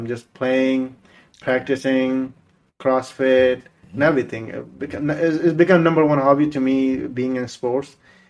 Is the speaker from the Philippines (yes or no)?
no; India; English is a second language; now in Sacramento, United States; I'm from Sacramento, and I went to school here and a little college, some college, you can say that.